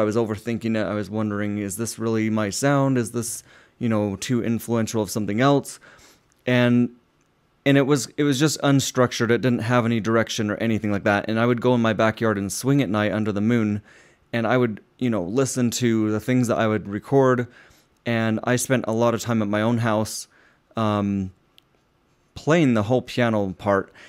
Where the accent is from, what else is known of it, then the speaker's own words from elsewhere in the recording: Utah, United States; I grew up in Utah